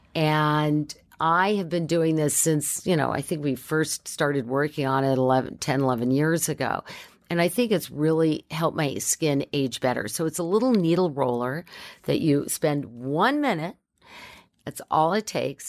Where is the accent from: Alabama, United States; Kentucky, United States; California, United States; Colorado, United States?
California, United States; Southern; also born or lived in San Fernando Valley; I grew up in Southern California